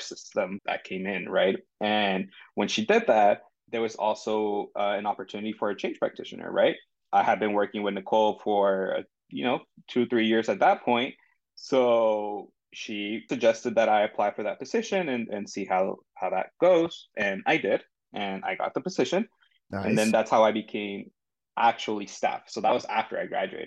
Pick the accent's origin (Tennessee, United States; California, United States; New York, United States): California, United States; San Diego; also born or lived in Tijuana, Mexico; I'm from San Diego. I was born in San Diego, lived here for some time. Then I actually moved across the border to Tijuana and lived there for about 9 years before coming back